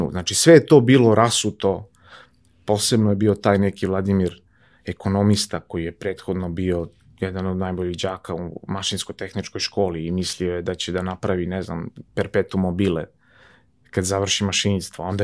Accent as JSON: {"language": "Croatian", "town": "Topola", "region": "Šumadija", "country": "Serbia", "tie": "born or raised there", "moved": "yes", "lives_now": "Belgrade, Serbia", "said": "odrastao sam na Oplencu, Oplenac je divno mesto za odrastanje."}